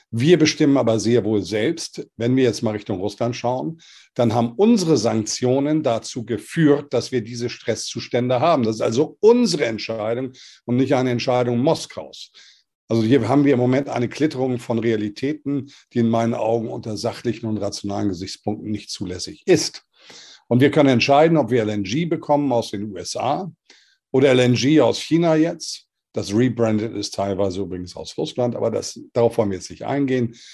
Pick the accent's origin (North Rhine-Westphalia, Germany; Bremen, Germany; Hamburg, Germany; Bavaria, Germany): Hamburg, Germany; Ich bin in Europa groß geworden. Ich bin Hamburger Jung, deutsche Nation, europäischer Prägung